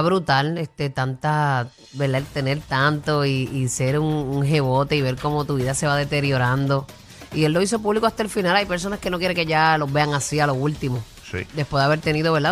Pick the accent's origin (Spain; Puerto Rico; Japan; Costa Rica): Puerto Rico; nosotros los puertorriqueños